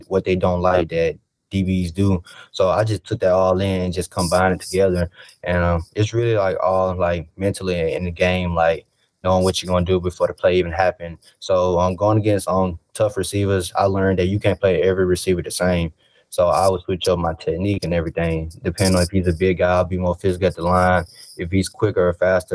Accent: Mobile, Alabama, United States; playing the Senior Bowl in my hometown, just watching it growing up as a little kid

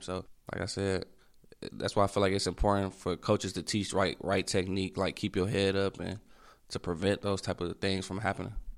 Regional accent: Michigan, United States; moved away; my home state

